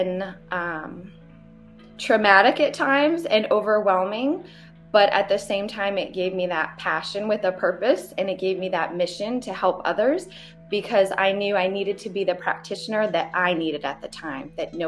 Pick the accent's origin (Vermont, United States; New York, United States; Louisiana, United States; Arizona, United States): Vermont, United States; moved away as an adult; also born or lived in Hawaii; now in Johnson City, United States; I'm from Vermont